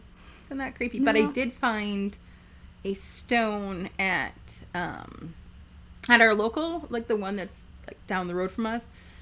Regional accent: Milwaukee, Wisconsin, United States; moved away as an adult; also born or lived in Menomonee Falls, Wisconsin; now in Viroqua, United States; I hail from the Milwaukee area. So we've only been here about a year

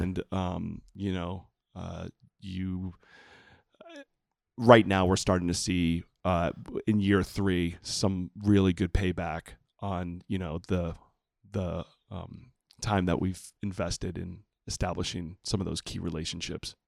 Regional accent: Puerto Rico; moved away; I grew up in Puerto Rico

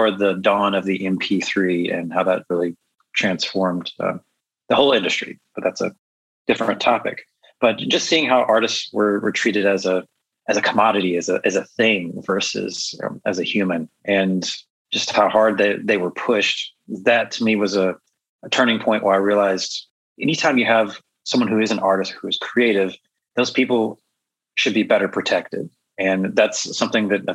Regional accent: rural Georgia, United States; also born or lived in Nashville, Tennessee / Los Angeles suburbs, California; now in Chicago, United States; I grew up in the Southeast for the most part. I lived in rural Georgia in a valley

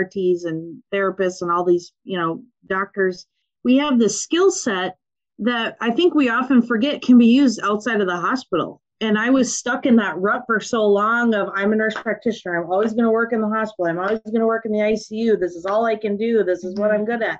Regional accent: Minnesota, United States; accent: Minnesotan; I grew up on a farm in Minnesota

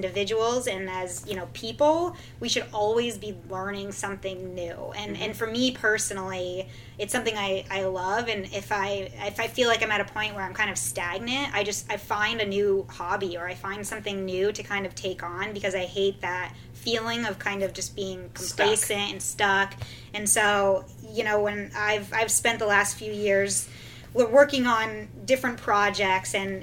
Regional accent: Vermont, United States; moved away as an adult; I grew up in Vermont, way up north.

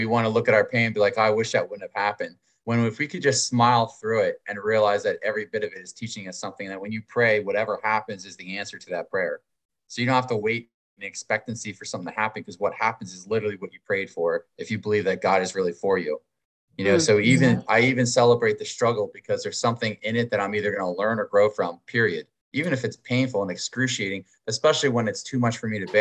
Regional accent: Pennsylvania, United States; now in Wilmington, United States; I'm originally from Pennsylvania and it is actually a very beautiful place

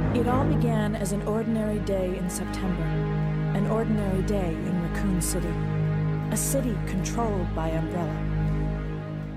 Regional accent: Montreal, Quebec, Canada; also born or lived in England; I was born in, in England, and my father was over there, uh, doing postgraduate medical studies, and then, uh, so we are, we are Canadian, and, uh, they were just living over there when I was born, and then we, we went back to Montreal, where he practiced for the rest of his life.

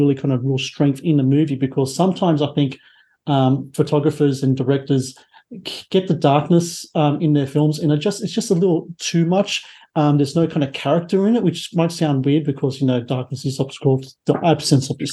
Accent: Australia; I'm here in Australia

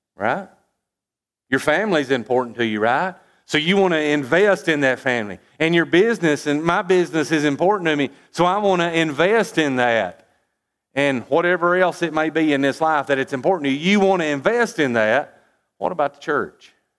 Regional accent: United States; as an American

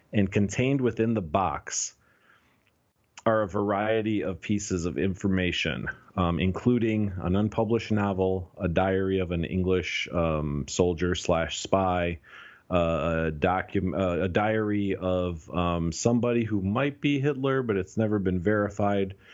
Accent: United States; I was born and raised in the United States, but, but I, I, I grew up with Romanian culture

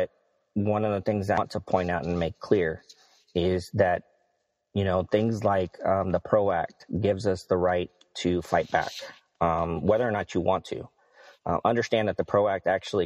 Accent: Texas, United States; I grew up in Texas, and we don't have a real, you know, presence of unions here

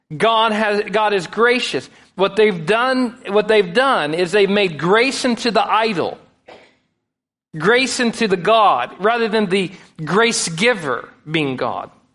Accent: United States; we as American Christians

